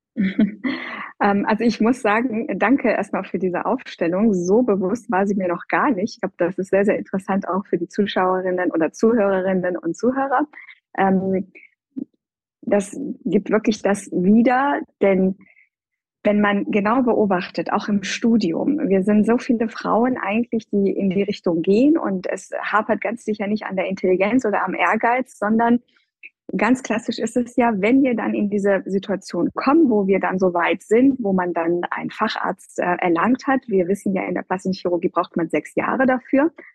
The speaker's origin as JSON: {"language": "German", "country": "Iran", "also_born_or_lived": "Göttingen, Germany", "moved": "yes", "lives_now": "Germany", "said": "stamme ich ja ursprünglich aus dem Iran"}